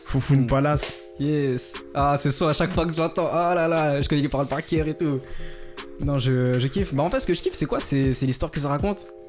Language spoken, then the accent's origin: French; Madagascar; also born or lived in Val-d'Oise, France; je suis malgache.